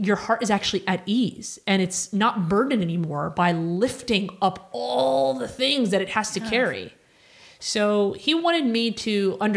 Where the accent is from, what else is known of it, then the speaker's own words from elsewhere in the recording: Cairo, Cairo Governorate, Egypt; moved away; I lived in Egypt. I was born in Cairo